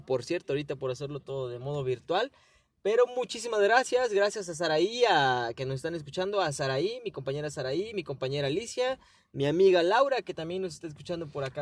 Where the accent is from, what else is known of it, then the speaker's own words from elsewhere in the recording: Mexico; also born or lived in Guerrero; nosotros como mexicanos